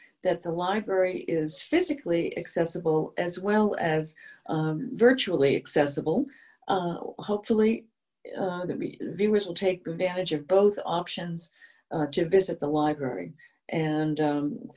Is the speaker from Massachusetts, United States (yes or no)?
yes; Easton, Massachusetts, United States; I'm a townie. I grew up here in Easton